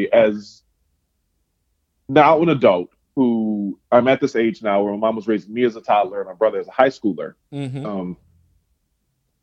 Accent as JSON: {"language": "English", "town": "New Orleans", "region": "Louisiana", "country": "United States", "tie": "born or raised there", "moved": "as an adult", "lives_now": "Pacific Northwest, United States", "said": "born and raised in New Orleans"}